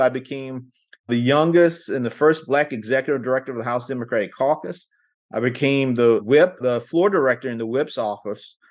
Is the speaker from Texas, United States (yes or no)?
no; South Carolina, United States; I was born in South Carolina, born to a teen mom